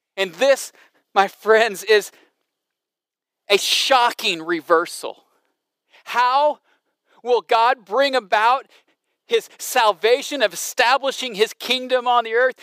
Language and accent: English; Southern Illinois, United States; I grew up in Southern Illinois